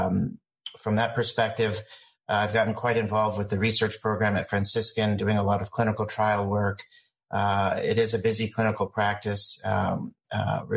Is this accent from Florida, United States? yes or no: no; Indianapolis, Indiana, United States; I grew up here in Indianapolis, consider myself a Hoosier, born here at IU